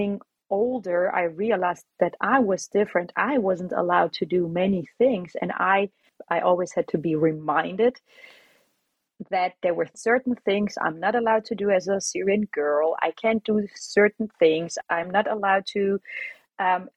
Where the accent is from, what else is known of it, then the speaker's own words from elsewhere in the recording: Augsburg, Bavaria, Germany; moved away as an adult; now in Netherlands; I was born and raised in Germany, in Augsburg, all the way in the south.